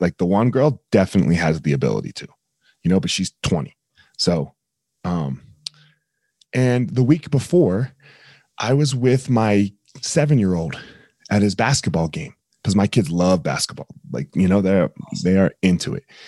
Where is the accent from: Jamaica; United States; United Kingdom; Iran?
United States; New Jersey; now in Colorado, United States; I grew up in New Jersey